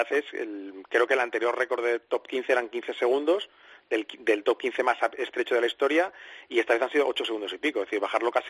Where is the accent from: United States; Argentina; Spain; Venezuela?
Spain; Alcobendas, Community of Madrid; yo soy de Alcobendas.